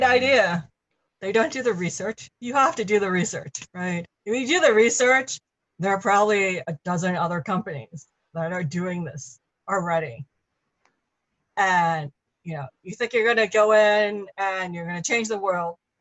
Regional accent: New York City, New York, United States; I grew up in New York

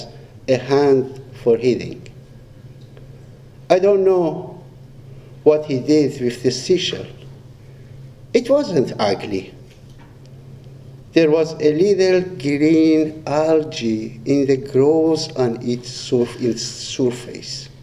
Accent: Iran; we Iranians

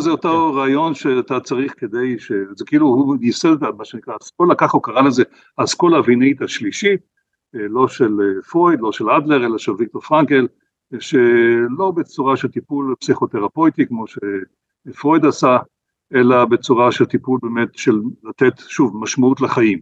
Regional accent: Israel; כשאני גדלתי במדינת ישראל

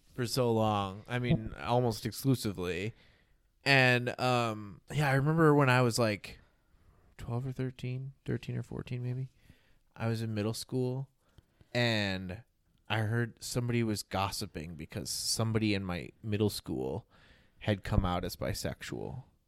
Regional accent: United States; I'm an American

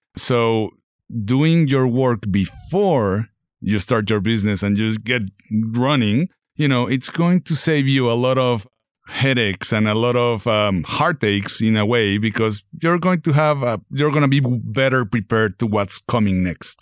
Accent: Mexico City, Mexico; moved away as an adult; also born or lived in Texas / Dallas; now in Northwest Arkansas, United States; I'm from Mexico City, born and raised, moved to Texas

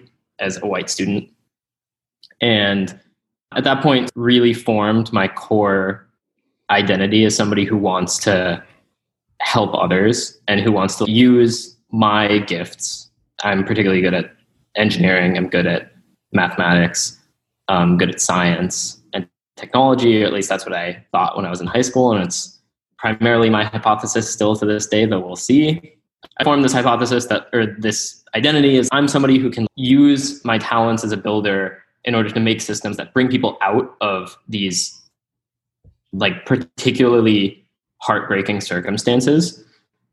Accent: Mesa, Arizona, United States; So I was born and raised in Mesa, Arizona, which is just some town.

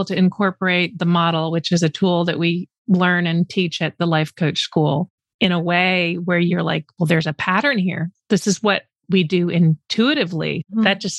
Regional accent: Canada; now in Texas, United States; I'm not Texan, I'm a fellow Canadian, even though I've lived here forever

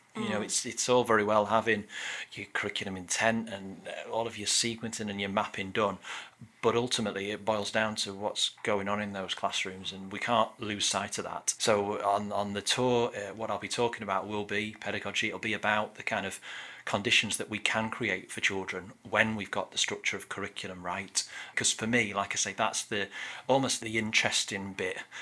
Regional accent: Middlesbrough, North East England, United Kingdom; moved away; I grew up in Middlesbrough in the northeast

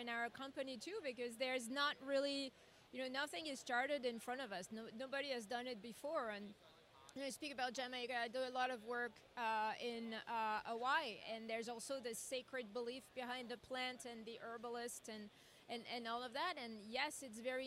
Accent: France; now in United States; I come from France and Europe

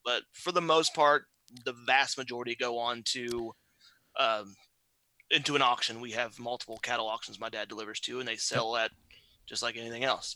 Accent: southern Indiana, United States; born and raised on All a little farm, well, relatively small farm in southern Indiana.

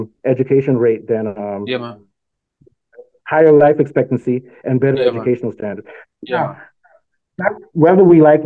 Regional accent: Nigeria; also born or lived in South Africa; now in Northern Virginia, United States; I'm from Nigeria

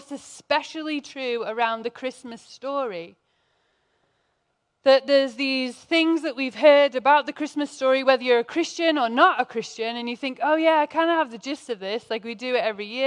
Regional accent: England, United Kingdom; now in United States; as an English person

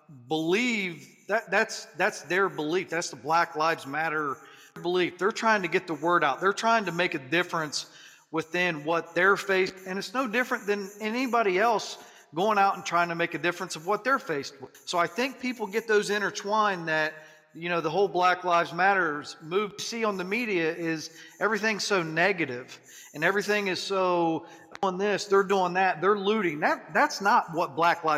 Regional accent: Appalachian Ohio, United States; I'm from Appalachian, Ohio

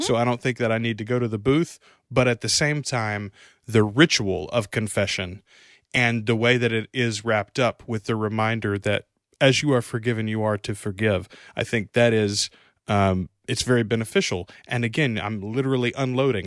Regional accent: Louisiana, United States; we're from Louisiana

